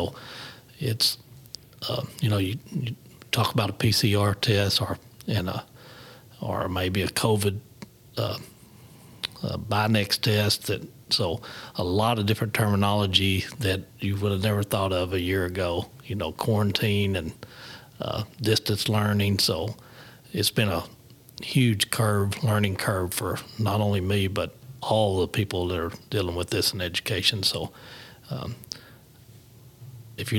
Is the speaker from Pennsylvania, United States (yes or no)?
no; Harrisburg, Arkansas, United States; I grew up in Harrisburg, which is south of here, south of Jonesboro.